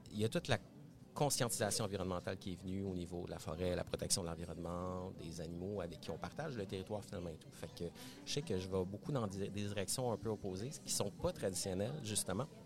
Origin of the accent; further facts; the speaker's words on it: Laval, Quebec, Canada; also born or lived in Montreal; Ben, je viens de Montréal. Je suis né à Montréal. J'ai grandi en banlieue de Montréal. Et oui, cette, euh, ce territoire qu'on appelle Laval euh, banlieusard. J'ai fait mon adolescence là-bas et tout.